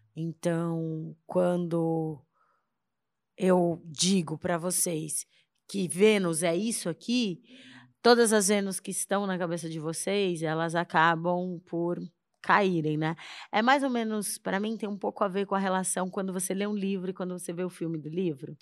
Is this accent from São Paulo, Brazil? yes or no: yes; São Paulo, Brazil; moved away as an adult; now in Salvador, Brazil; eu sou paulistana, nasci em São Paulo